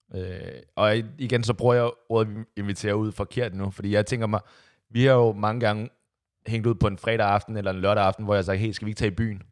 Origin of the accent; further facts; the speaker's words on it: Copenhagen, Capital Region of Denmark, Denmark; der, hvor jeg kommer fra, Amager